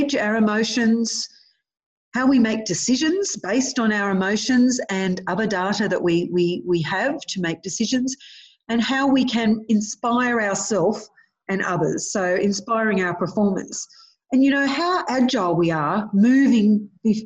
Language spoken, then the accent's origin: English; Cooma, New South Wales, Australia; I grew up in Cooma